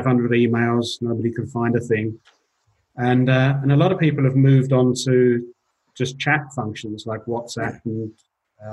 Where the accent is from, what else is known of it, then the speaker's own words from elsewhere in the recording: England, United Kingdom; moved away as an adult; also born or lived in London; now in Switzerland; I'm an English guy